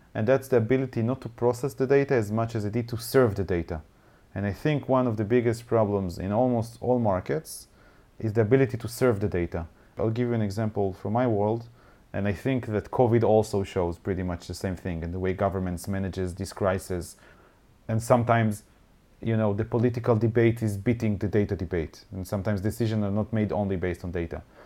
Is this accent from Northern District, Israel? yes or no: no; Haifa, Haifa District, Israel; I used to own a bar here in Haifa, my, my hometown.